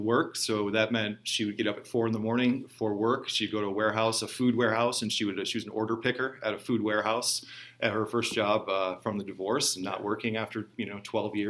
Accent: Fraser, Michigan, United States; I was born in Metro Detroit, okay. Working class, blue collar suburb, Fraser, Michigan. If you've seen the movie 8 Mile, I grew up on 13 Mile

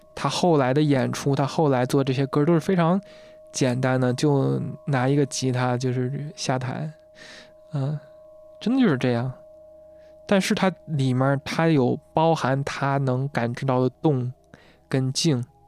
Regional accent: China; 发扬了我国这个传统文化

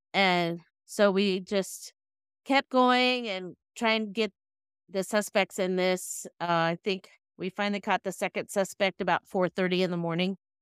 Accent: Sacramento County, Northern California, United States; I'm from Northern California in the Sacramento County area

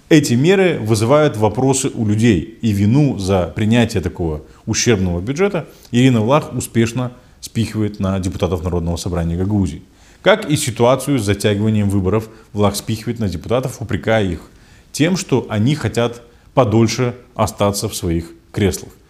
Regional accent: Kovchak, Gagauzia, Moldova; нас в селе Ковчак, в родном селе, э, не пускают на встречу с Башканом

